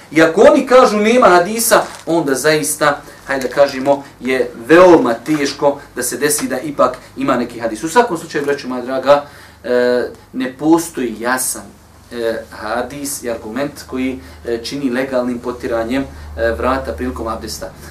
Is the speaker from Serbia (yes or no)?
no; Bosnia & Herzegovina; kod nas u Bosni